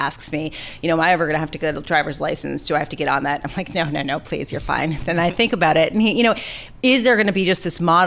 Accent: New York City, New York, United States; I grew up in New York City

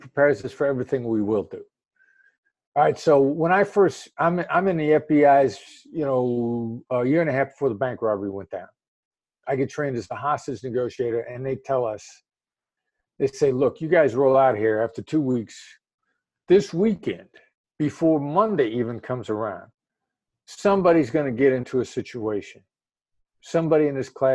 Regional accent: Iowa, United States; moved away as an adult; also born or lived in Kansas City, Missouri; I grew up in the Midwest, and I decided to kind of stick to the Midwest for the time being. And where I grew up in Iowa, small town in Iowa

